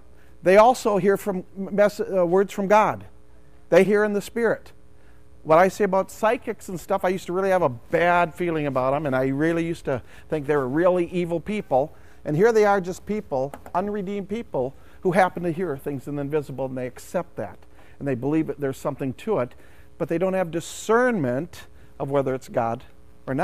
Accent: St. Cloud, Minnesota, United States; I'm from St. Cloud

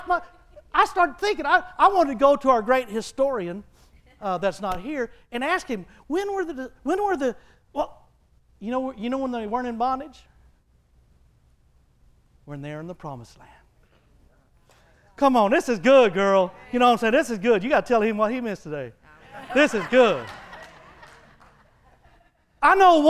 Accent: Texas, United States; He had me born in Texas, and I was birthed into a family

